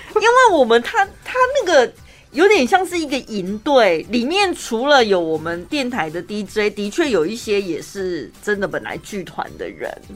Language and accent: Chinese; Taiwan; 我从台湾出道，我在台湾出生